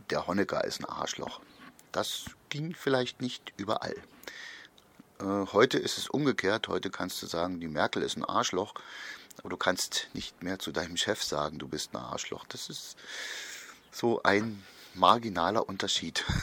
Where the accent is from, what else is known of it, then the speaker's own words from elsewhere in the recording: East Germany, Germany; bei uns in der DDR in den 50ern, 60ern wurden da viele Fehler gemacht